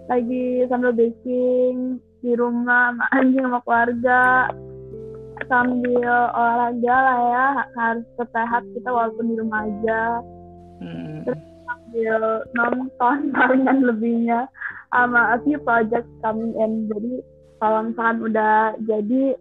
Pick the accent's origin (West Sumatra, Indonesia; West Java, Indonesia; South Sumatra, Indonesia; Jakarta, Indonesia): West Sumatra, Indonesia; Padang; karena karena kan kita dari Padang tapi Padang juga kita dari Cina langsung kan jadi pas pertama datang kita harus ganti nama